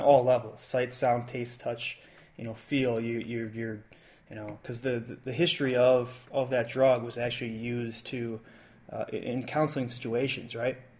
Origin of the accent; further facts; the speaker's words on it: United States; I'm not French. I'm American